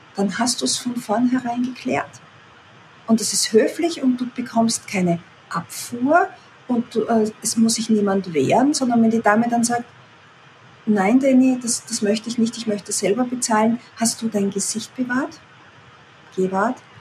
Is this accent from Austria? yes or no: yes; Austria; also born or lived in near Vienna; wohne in der Nähe von Wien, das heißt, bin Österreicherin